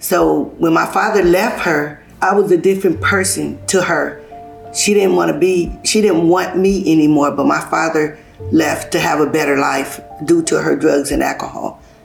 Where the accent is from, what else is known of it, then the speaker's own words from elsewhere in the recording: Los Angeles, California, United States; also born or lived in Hayti, Missouri; I was born in Hayti, Missouri. I came out here when I was 1 year old to California, living in South Central LA.